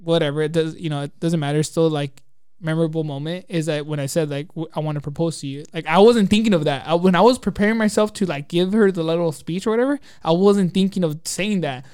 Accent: Glendora, California, United States; also born or lived in Azusa, California; I grew up in Glendora and Azusa

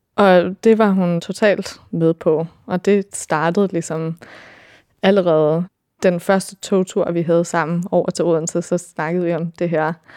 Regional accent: California, United States; moved away as an adult; also born or lived in Denmark; now in Copenhagen, Denmark; jeg kommer fra Kalifornien oprindeligt. Min mor, hun er dansk og flyttede derover, da hun var 16, så jeg voksede op med at læse Anders Sandblade

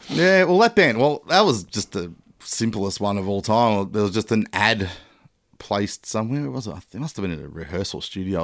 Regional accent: Melbourne, Victoria, Australia; also born or lived in Geelong / Papua New Guinea; essentially a Melbourne boy

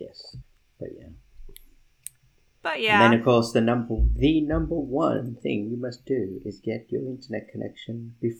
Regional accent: California, United States; being a Californian here

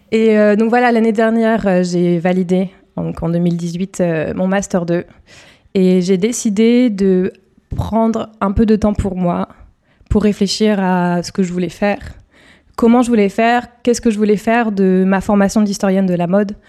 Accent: north-east of Paris area, Île-de-France, France; Je suis originaire d'Île-de-France, euh, dans le nord-est parisien

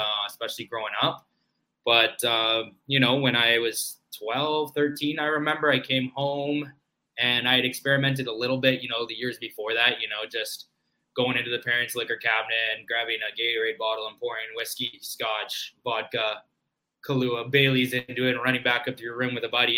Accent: Maple Ridge, British Columbia, Canada; we grew up in Maple Ridge, British Columbia, Canada

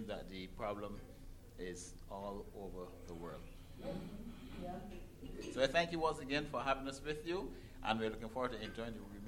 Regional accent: Barbados; culture is different in the way how we speak. So you can tell that we are not from a part of America. We're from the Caribbean.

